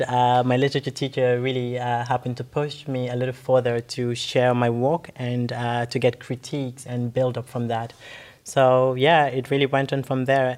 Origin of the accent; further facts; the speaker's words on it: Gambia; moved away; growing up in the Gambia